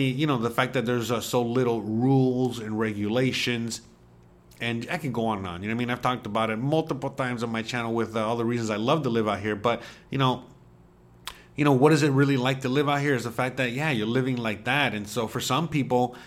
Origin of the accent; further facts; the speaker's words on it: Miami, Florida, United States; first language Spanish; English is a second language; moved away as an adult; now in Mérida, Mexico; living where I grew up. In Miami, and how I grew up in Miami